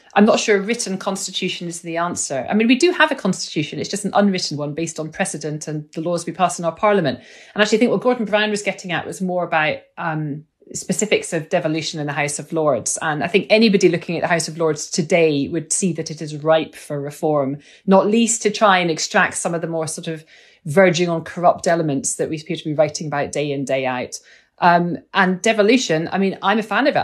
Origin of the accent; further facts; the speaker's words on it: Scotland, United Kingdom; I'm a Scot